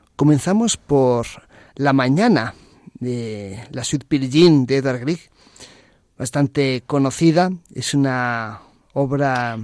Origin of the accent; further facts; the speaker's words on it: A Coruña, Galicia, Spain; moved away as an adult; now in Madrid, Spain; yo nací en Coruña ahí en la ciudad que da mar Atlántico abierto. Y en septiembre de 2008 me vine a Madrid a estudiar